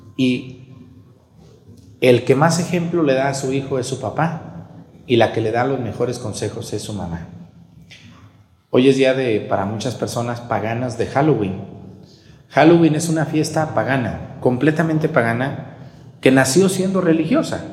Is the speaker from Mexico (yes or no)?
yes; Mexico